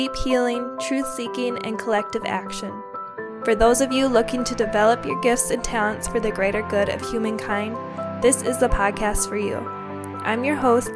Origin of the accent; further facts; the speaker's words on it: Minnesota, United States; my home state of Minnesota